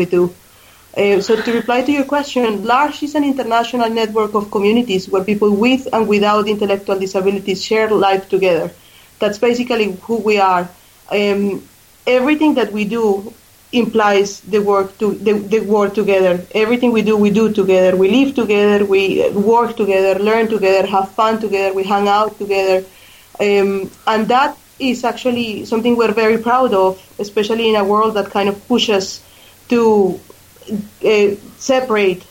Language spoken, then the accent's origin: English; Colombia; English is a second language; moved away as an adult; also born or lived in Australia; now in Ireland; I was born in Colombia, where I live most of my life